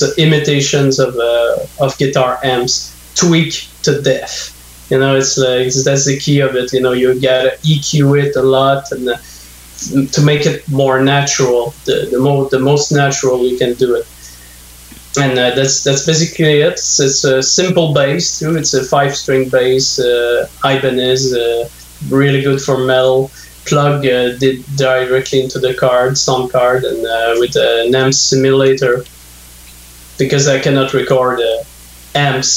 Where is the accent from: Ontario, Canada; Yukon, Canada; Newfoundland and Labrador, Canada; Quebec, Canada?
Quebec, Canada; north of Montreal; English is a second language; now in Montreal, Canada; I'm in Montreal right now, but I grew up north of Montreal, and in the 80s when there was like no English speaking where I grew up